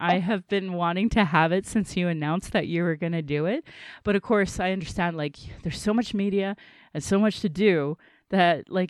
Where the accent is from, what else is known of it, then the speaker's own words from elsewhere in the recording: Calgary, Alberta, Canada; I was born here in Calgary as … a very English name, which has afforded me privilege in an English colonial world. My mother is Satu Dene